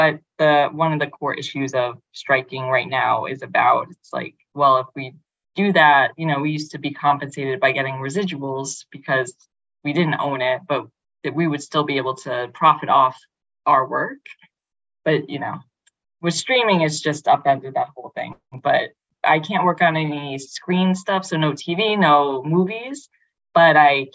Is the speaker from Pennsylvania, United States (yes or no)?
no; New York City, New York, United States; I grew up in Brooklyn, I grew up in Bay Ridge, and adjacent to Coney Island, and I now live in Bensonhurst in Brooklyn